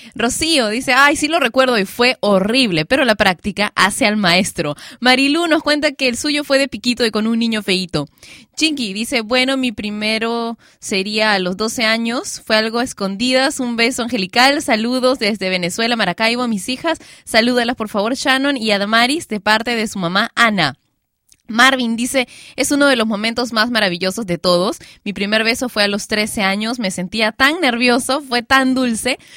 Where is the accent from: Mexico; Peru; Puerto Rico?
Peru; panty en mi país, Perú, no se le dice a la ropa interior. No, acá le decimos calzones a eso